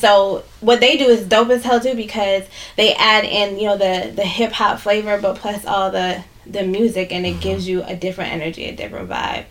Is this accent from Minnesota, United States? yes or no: yes; Minneapolis, Minnesota, United States; I grew up in South Minneapolis. I grew up right down the street from here